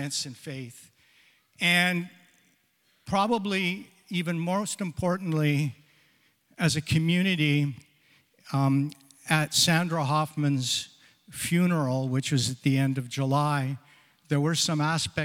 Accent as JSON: {"language": "English", "town": "Sarnia", "region": "Ontario", "country": "Canada", "tie": "born or raised there", "said": "I'm born and raised in Sarnia, Ontario"}